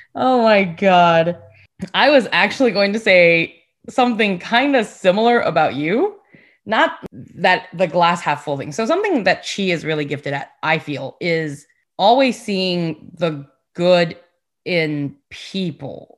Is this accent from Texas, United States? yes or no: yes; Houston, Texas, United States; also born or lived in California / Taiwan / Sugar Land, Texas; I grew up in Houston and Sugarland as well